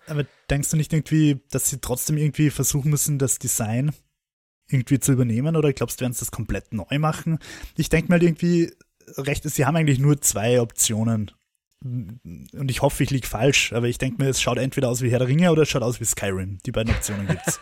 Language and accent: German; Austria; als Österreicher